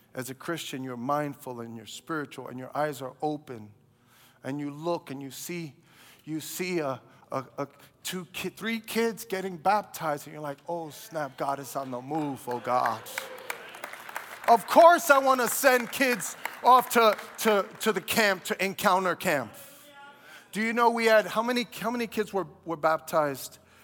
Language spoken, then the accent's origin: English; New York City, New York, United States; I grew up in Brooklyn.